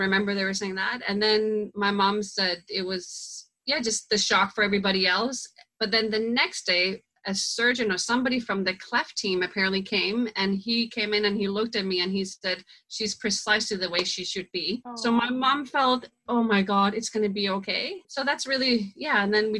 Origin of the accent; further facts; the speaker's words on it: Denmark; moved away as an adult; now in Canada; I'm from Denmark. I grew up and born and raised in Denmark.